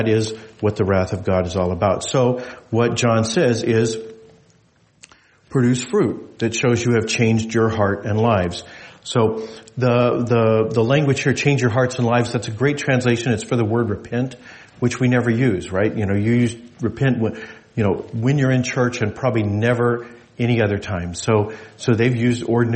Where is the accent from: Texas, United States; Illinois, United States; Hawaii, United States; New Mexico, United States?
New Mexico, United States; now in Alaska, United States; I grew up in New Mexico